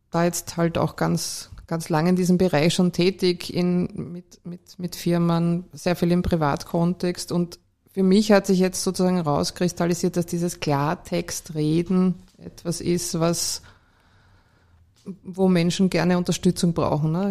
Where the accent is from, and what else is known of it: Vienna, Austria; born or raised there